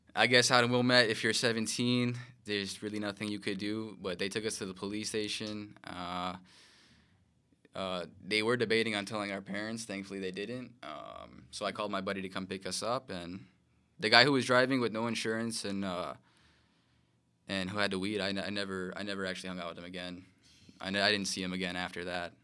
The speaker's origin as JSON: {"language": "English", "town": "Chicago", "region": "Illinois", "country": "United States", "tie": "born or raised there", "said": "born and raised in Chicago, Illinois"}